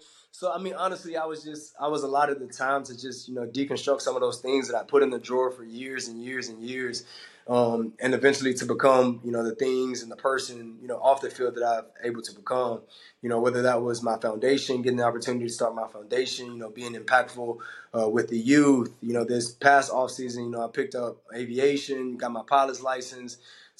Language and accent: English; Georgia, United States; You know, I came from the South, from Georgia, and went to Auburn. So my life had always been in the South.